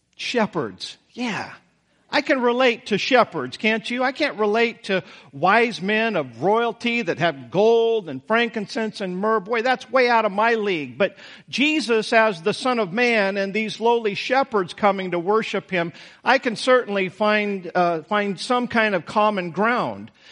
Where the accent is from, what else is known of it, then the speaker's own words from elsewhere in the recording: Idaho, United States; moved away; I came from Idaho, Taterville. I mean, I came from a town that most of you had never heard, never heard